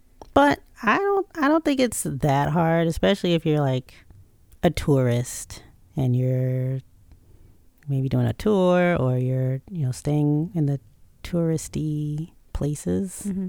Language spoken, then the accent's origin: English; United States; because I'm an American, quote unquote